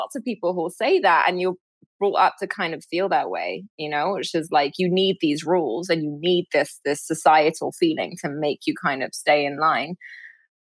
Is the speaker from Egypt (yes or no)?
yes; Cairo, Cairo Governorate, Egypt; I grew up in Cairo